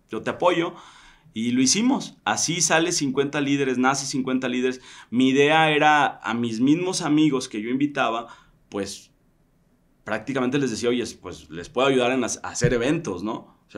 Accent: Tequila, Jalisco, Mexico; moved away as an adult; also born or lived in Mexico City; now in Tequila, Mexico; la tierra en donde yo soy, que es, que es Tequila, ¿no? Entonces nos devolvimos a Tequila.

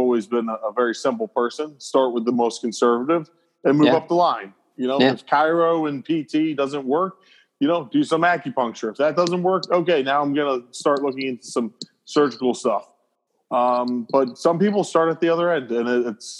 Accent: New York, United States; also born or lived in Atlanta; I practice where I grew up in New York

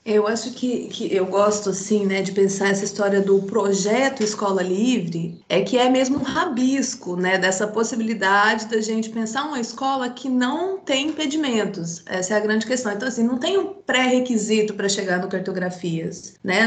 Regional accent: Goiás, Brazil; also born or lived in Jataí; Eu, eu sou do interior do estado de Goiás, da cidade, cidade de Goiás

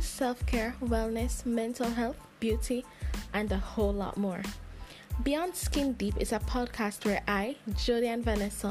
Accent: Jamaica; I am Jamaican born and raised

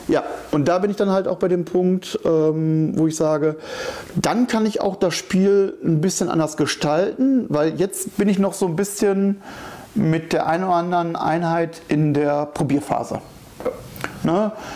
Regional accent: Sauerland, North Rhine-Westphalia, Germany; moved away; Ich komme aus dem Sauerland

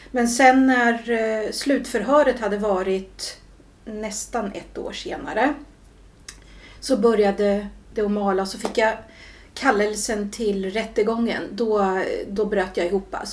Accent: Julita, Södermanland, Sweden; also born or lived in Stockholm; now in Katrineholm, Sweden; jag är uppväxt delvis i Stockholm ja. och sen i eh, Julita. Ja, som right. ligger utanför Katrineholm.

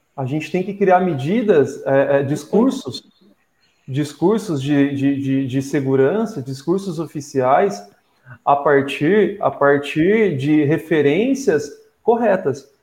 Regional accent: Ribeirão Preto, São Paulo, Brazil; moved away as an adult; now in Ubatuba, Brazil; sou de Ribeirão Preto, mas estou em Batuba há mais de três anos, vim para morar

